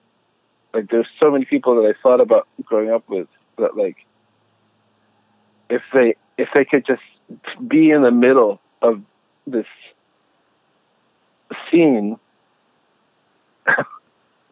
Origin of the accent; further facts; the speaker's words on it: Pittsburgh, Pennsylvania, United States; I grew up in Western Pennsylvania, and I grew up in the suburbs of Pittsburgh